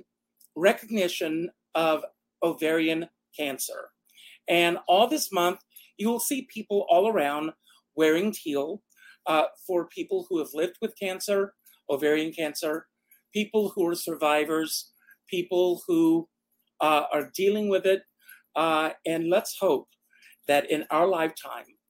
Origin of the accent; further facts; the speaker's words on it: Myrtle Beach, South Carolina, United States; I grew up in South Carolina. Some of you already know this, Myrtle Beach, South Carolina